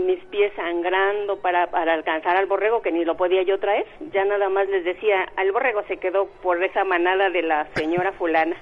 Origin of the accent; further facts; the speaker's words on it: Mexico City, Mexico; Y yo nací aquí en Xochimilco